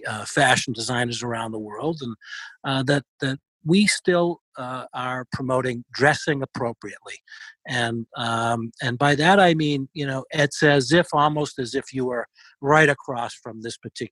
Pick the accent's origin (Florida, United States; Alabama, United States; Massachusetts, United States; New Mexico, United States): Massachusetts, United States; Boston; accent: Boston; my fabulous Boston accent